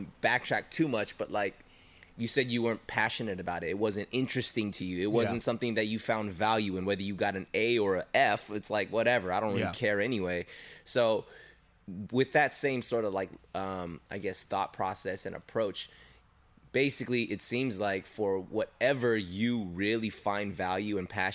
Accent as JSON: {"language": "English", "country": "United States", "said": "we're Asian American"}